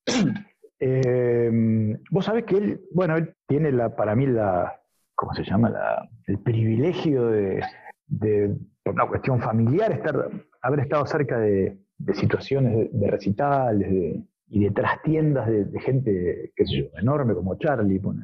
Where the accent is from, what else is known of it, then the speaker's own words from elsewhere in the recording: near Ramos Mejía, western Greater Buenos Aires, Argentina; en el oeste, en Ramos Mejía, cerca de donde yo soy